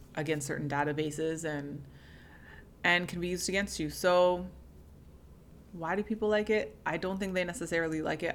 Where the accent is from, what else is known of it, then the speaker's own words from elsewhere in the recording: Canada; as someone who is a first generation Canadian, whose family is Jamaican